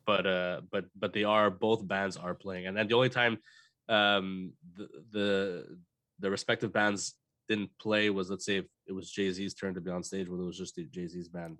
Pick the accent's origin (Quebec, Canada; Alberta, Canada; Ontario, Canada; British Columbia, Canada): Quebec, Canada; Montreal; we're from Montreal